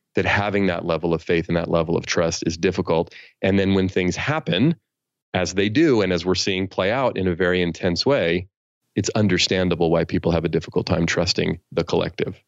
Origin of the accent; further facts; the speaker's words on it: San Francisco Bay Area, California, United States; I grew up in the San Francisco Bay Area where I still live